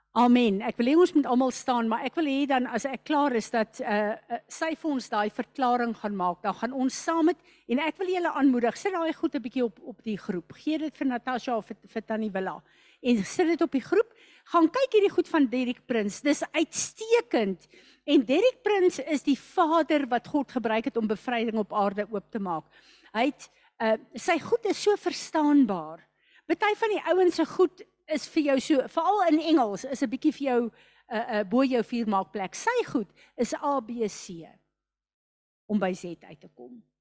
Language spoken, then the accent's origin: Afrikaans; South Africa; ons is ook Suid-Afrikaners